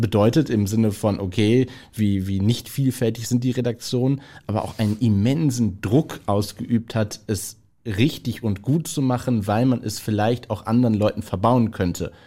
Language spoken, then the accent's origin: German; Essen, North Rhine-Westphalia, Germany; in Essen, in meiner Heimatstadt